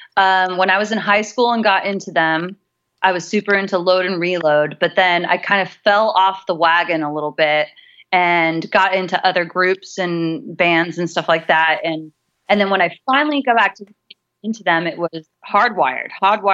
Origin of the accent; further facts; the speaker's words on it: California, United States; I grew up while he was stationed in the Marines, I grew up mostly in Southern California.